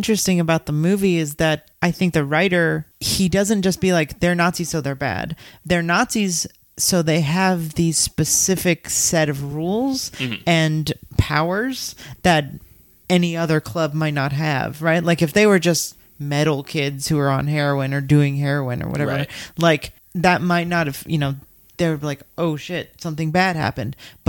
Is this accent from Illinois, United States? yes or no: no; Los Angeles, California, United States; my history with this is I grew up in Los Angeles, and I got into punk really early.